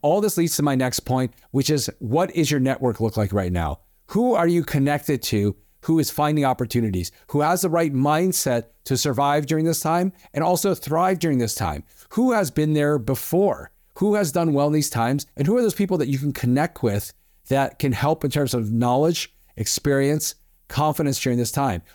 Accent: East Coast, United States; now in Southern California, United States; I grew up on the East Coast

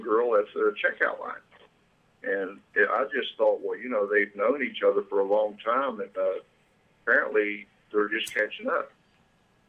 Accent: Beckley, West Virginia, United States; moved away as an adult; also born or lived in Germany; now in Cabarrus County, North Carolina, United States; I grew up in West Virginia, about the dead center of West Virginia, a place called Beckley

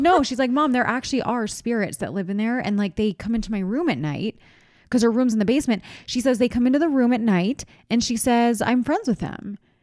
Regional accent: East Coast, United States; moved away; I'm from the East Coast, from where Mister Rogers is from

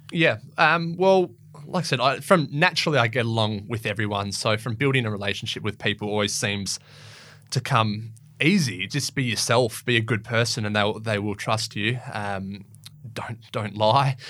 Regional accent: Perth, Western Australia, Australia; I grew up in City Beach and Wembley Downs and around there

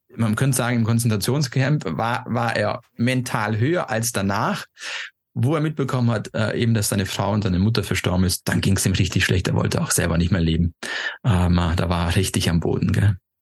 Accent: Stuttgart, Baden-Württemberg, Germany; moved away as an adult; also born or lived in Austria / Switzerland; ich bin damals in Stuttgart aufgewachsen, habe in Österreich studiert, in der Schweiz dann sechs Jahre gearbeitet

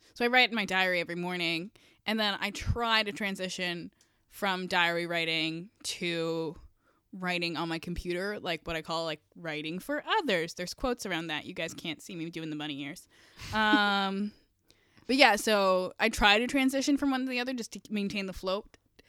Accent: Kawartha Lakes, Ontario, Canada; And I grew up in the Kawartha Lakes, so I get it.

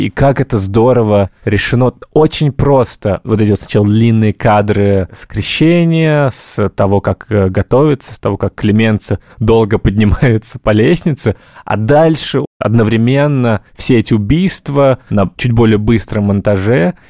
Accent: Moscow, Russia; У меня папа э, приехал из э, Казахстана, я родился уже в Москве

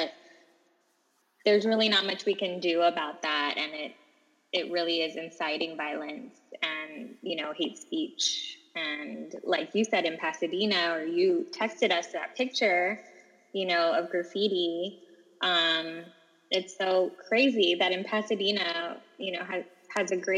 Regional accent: Guam; moved away; also born or lived in Ojai, California; growing up in Guam

